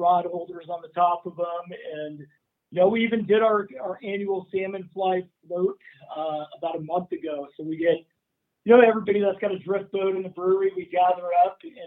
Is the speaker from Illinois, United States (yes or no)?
no; Oregon, United States; growing up in Oregon